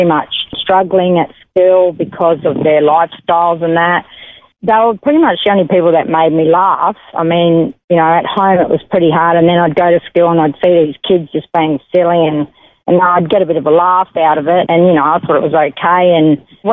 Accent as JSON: {"language": "English", "town": "Perth", "region": "Western Australia", "country": "Australia", "tie": "born or raised there", "also_born_or_lived": "Italy", "first_language": "Italian", "second_language": "English", "moved": "yes", "lives_now": "Stanthorpe, Australia", "said": "I was born in Mount Lawley, Western Australia, Perth"}